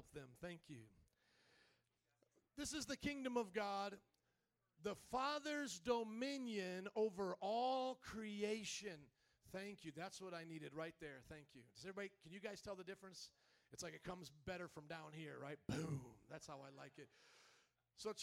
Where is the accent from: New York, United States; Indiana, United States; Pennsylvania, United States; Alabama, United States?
Indiana, United States; Fort Wayne; now in Chicago, United States; I was born and raised in the cornfields of Indiana